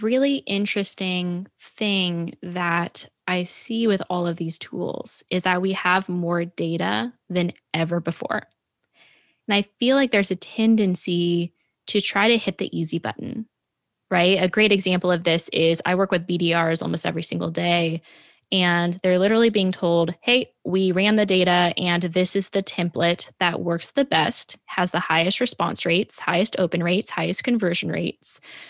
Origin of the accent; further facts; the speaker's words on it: New York, United States; something, of course, I know more than anyone because I'm a New Yorker